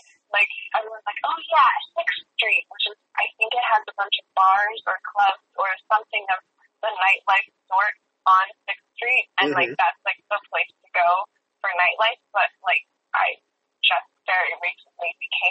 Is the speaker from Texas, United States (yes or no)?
yes; Austin, Texas, United States; whenever someone not from Austin hears that I'm from Austin and has visited Austin, we usually have very different opinions on Austin, because I, like, grew up in the suburbs